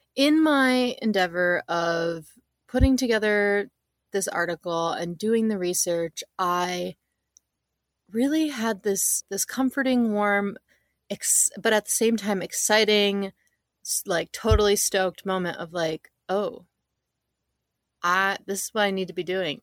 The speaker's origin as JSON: {"language": "English", "region": "Northern Michigan", "country": "United States", "tie": "born or raised there", "said": "I grew up in Northern Michigan"}